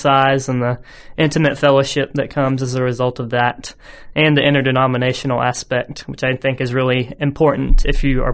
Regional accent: Huntsville, Alabama, United States; I'm a lifelong Alabamian. I'm originally from Huntsville, Alabama, about 1.5 hours away.

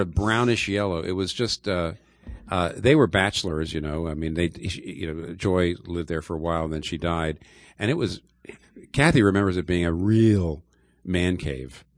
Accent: eastern Pennsylvania, United States; I grew up in eastern Pennsylvania

